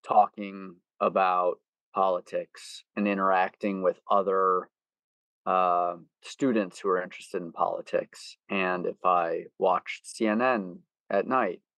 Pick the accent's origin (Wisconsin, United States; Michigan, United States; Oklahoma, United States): Wisconsin, United States; Milwaukee; moved away as an adult; also born or lived in Washington, D.C.; I am originally from Milwaukee, Wisconsin, and I live there now. I never thought I would live back where I grew up.